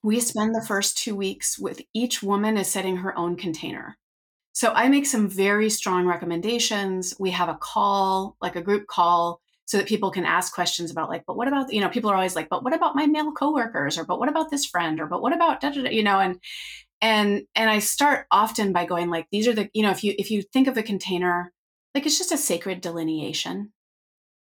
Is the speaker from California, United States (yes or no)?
yes; Northern California, United States; I grew up in Northern California, but we lived up a dirt road